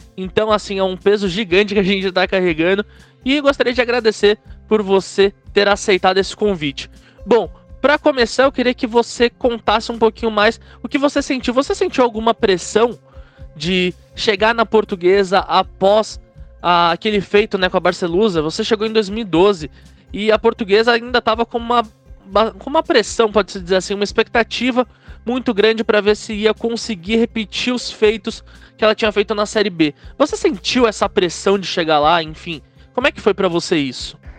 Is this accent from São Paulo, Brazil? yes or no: yes; São Paulo, Brazil; eu moro em São Paulo, né? Nasci em São Paulo, enfim, minha vida inteira eu passei aqui